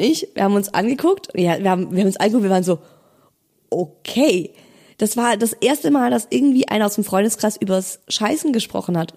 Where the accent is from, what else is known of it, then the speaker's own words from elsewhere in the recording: Germany; Bei uns in Deutschland